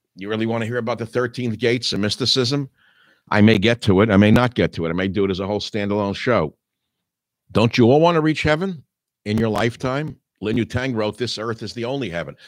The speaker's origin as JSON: {"language": "English", "town": "New York City", "region": "New York", "country": "United States", "tie": "born or raised there", "moved": "yes", "lives_now": "San Francisco area, United States", "said": "born as I was in Manhattan, living as I do now in the San Francisco area"}